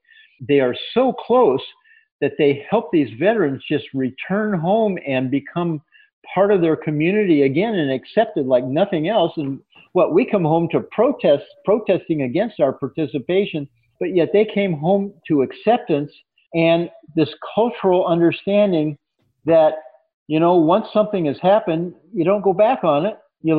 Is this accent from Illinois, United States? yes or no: no; California, United States; now in Maine, United States; I can't get myself to winter in Maine here after growing up in California.